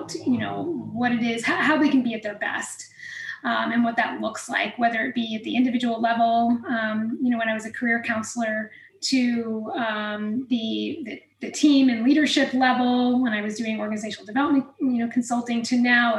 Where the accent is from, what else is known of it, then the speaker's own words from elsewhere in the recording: New York, United States; moved away as an adult; also born or lived in Queens, New York / Pennsylvania / Illinois; now in Iowa City, United States; I'm from New York originally. I was born in Queens, and then my parents moved about 25 miles northwest of New York City when I was about 4 or 5, and that's mainly where I grew up